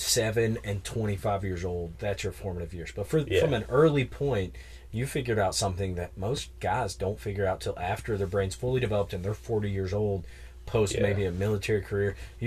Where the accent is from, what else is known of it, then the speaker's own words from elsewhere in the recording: West Virginia, United States; moved away; I grew up in the mountains of West Virginia